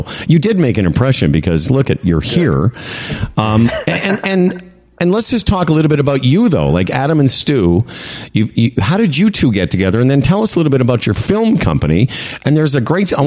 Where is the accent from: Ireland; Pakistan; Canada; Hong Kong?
Canada; Moose Jaw, Saskatchewan; I'm from Moose Jaw